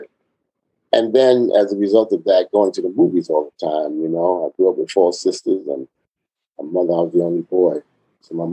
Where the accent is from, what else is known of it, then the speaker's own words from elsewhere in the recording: New York City, New York, United States; I grew up in the Lower East Side of Manhattan.